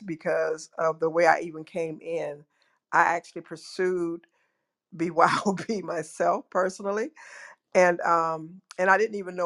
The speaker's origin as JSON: {"language": "English", "town": "Jacksonville", "region": "Florida", "country": "United States", "said": "I am from Jacksonville, Florida."}